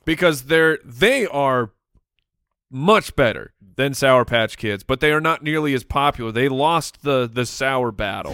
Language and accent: English; Phoenix, Arizona, United States; it was well known in our community here growing up in Phoenix